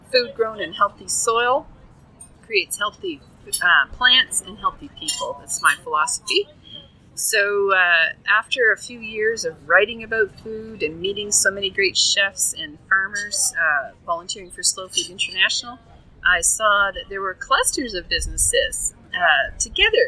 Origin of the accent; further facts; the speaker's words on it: the Maritimes, Canada; now in Alberta, Canada; I was born in the Maritimes and into a foodie family